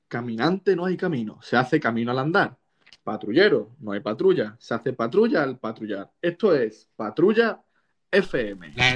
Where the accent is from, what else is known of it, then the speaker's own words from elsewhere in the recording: Spain; podíamos utilizar antes los españoles